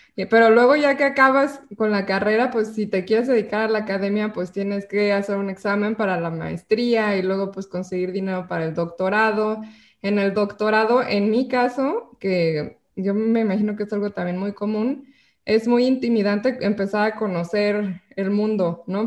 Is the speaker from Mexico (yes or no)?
yes; Mexico; como mexicano